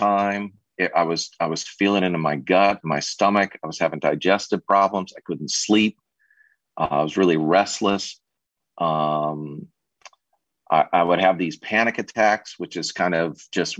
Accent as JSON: {"language": "English", "region": "Southern California", "country": "United States", "tie": "born or raised there", "said": "I was born and raised in Southern California"}